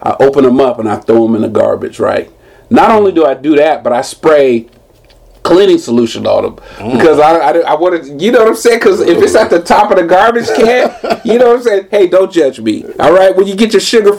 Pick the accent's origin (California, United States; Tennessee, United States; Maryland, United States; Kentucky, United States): California, United States; San Jose; I'm from here. I'm from San Jose